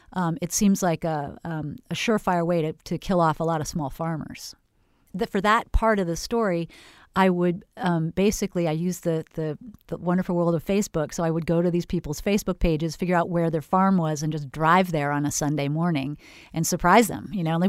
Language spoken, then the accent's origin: English; California, United States; moved away as an adult; I was from Northern California and moved to Florida and wondered why the farmers markets had no farmers at them.